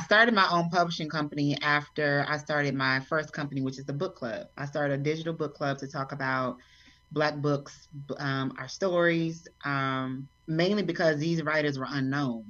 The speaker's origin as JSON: {"language": "English", "town": "Fort Worth", "region": "Texas", "country": "United States", "tie": "born or raised there", "moved": "as an adult", "lives_now": "Atlanta, United States", "said": "I grew up in Texas"}